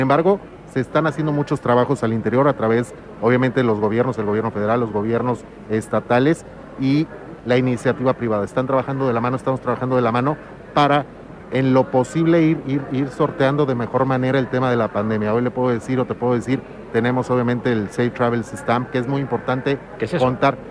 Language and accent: Spanish; Zihuatanejo, Guerrero, Mexico; Vivimos 120 mil pobladores en Ixtapas y Guatanejo